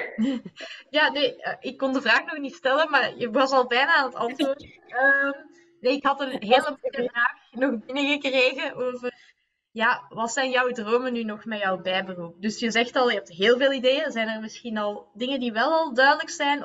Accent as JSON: {"language": "Dutch", "town": "Leuven", "region": "Flanders", "country": "Belgium", "said": "we zijn allebei van Kesselo blijkbaar."}